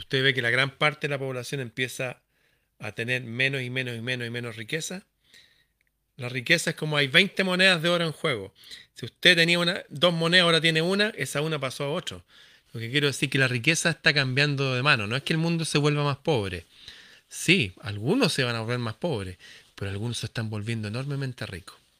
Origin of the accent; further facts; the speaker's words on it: Chile; mi país, Chile